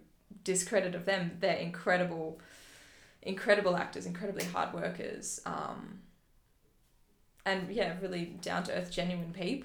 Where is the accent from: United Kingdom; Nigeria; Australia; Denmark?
Australia; Phillip Island, Victoria; I grew up on Phillip Island, where the Hemsworths are from